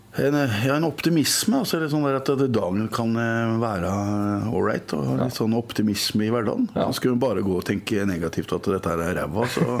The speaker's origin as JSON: {"language": "Norwegian", "town": "Moss", "region": "Østfold", "country": "Norway", "tie": "born or raised there", "said": "i Moss, min hjemby"}